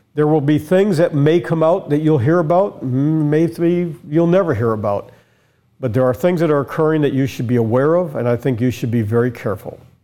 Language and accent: English; United States; I'm an American. Our family has been here since sixteen thirty-two.